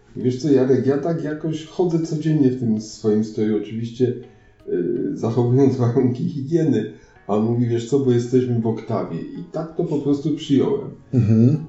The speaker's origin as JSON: {"language": "Polish", "town": "Grodziec", "region": "Silesian Voivodeship", "country": "Poland", "said": "jestem z Grodźca, będzie na Grodźca z parafii świętej Katarzyny Aleksandryjskiej"}